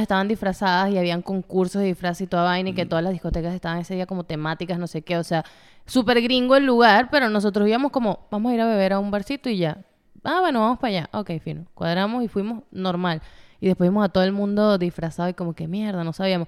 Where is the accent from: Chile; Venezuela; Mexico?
Venezuela; Puerto Ordaz, Bolívar; moved away; allá se celebraba, bueno, en Puerto Ordaz se celebraba más el carnaval